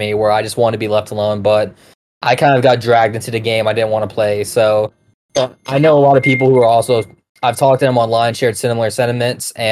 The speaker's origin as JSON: {"language": "English", "region": "Georgia", "country": "United States", "said": "I'm from Georgia"}